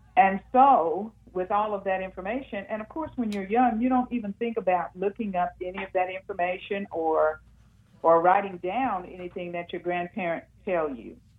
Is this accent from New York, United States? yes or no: no; Muskogee, Oklahoma, United States; I grew up in Muskogee, Oklahoma